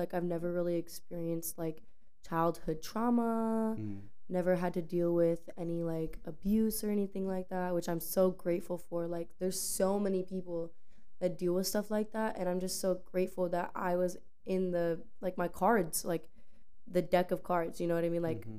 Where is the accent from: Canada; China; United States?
United States; Pasco, Florida; also born or lived in Tampa; I'm from Florida originally. I was born and raised in Tampa, but I moved. Okay, so I was born in Tampa, and then I was raised in Pasco, but I moved around my whole life.